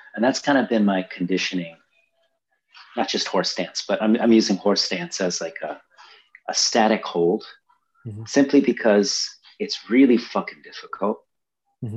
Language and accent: English; Brazil; moved away; I grew up in Brazil